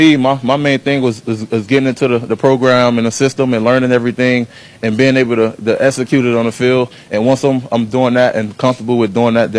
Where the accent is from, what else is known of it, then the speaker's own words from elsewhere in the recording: Miami, Florida, United States; growing up in Miami